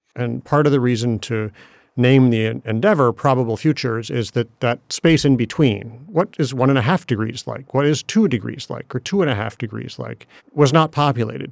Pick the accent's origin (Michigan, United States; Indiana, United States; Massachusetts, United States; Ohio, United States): Michigan, United States; Ann Arbor; moved away; I grew up in Ann Arbor, Michigan